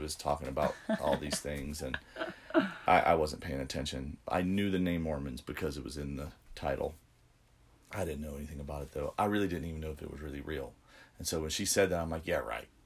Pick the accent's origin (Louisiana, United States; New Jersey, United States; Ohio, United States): Louisiana, United States; Central; moved away; I'm from Louisiana originally, so um, yeah. Um, grew up in Baton Rouge, Louisiana, a little town called Central